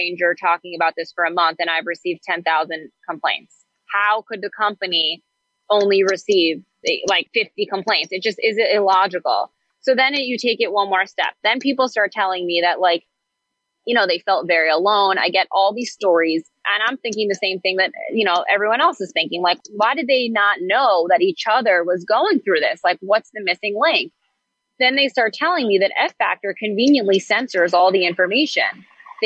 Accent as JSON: {"language": "English", "town": "Great Neck", "region": "New York", "country": "United States", "tie": "born or raised there", "said": "I'm a Jewish girl from Long Island. I grew up in Great Neck."}